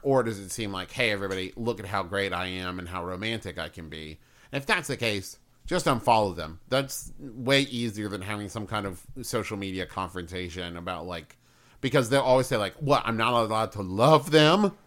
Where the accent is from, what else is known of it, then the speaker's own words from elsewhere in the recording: West Virginia, United States; now in Ohio, United States; growing up in West Virginia